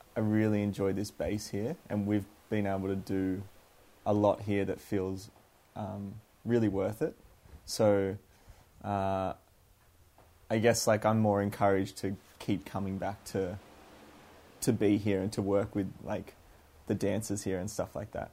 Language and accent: English; Canberra, Australian Capital Territory, Australia; moved away as an adult; also born or lived in Melbourne; now in Sydney, Australia; I grew up in Canberra